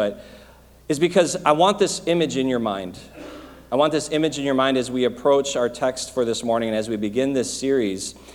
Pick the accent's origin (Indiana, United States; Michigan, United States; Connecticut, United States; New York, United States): Michigan, United States; moved away; I grew up in Michigan